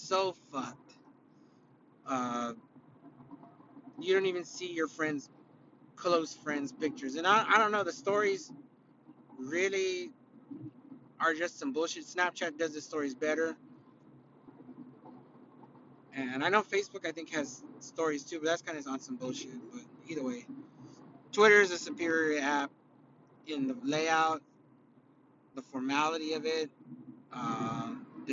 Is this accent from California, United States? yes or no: yes; California, United States; I'm from California.